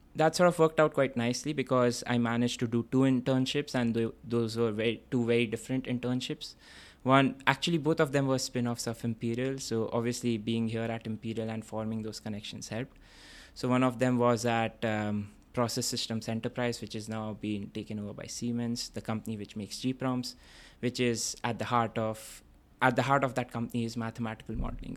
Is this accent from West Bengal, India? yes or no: yes; Kolkata, West Bengal, India; moved away as an adult; also born or lived in Vellore, Tamil Nadu, India; now in London, United Kingdom; I grew up in this city called Kolkata, which formerly used to be called Calcutta.